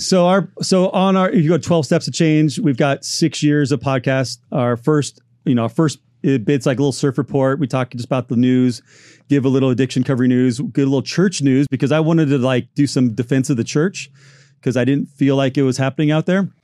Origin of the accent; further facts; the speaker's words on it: Orange County, Southern California, United States; I grew up here in Southern California, Orange County